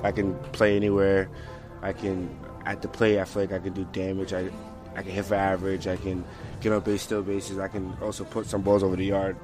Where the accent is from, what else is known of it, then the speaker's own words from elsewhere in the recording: New York City, New York, United States; Canarsie, Brooklyn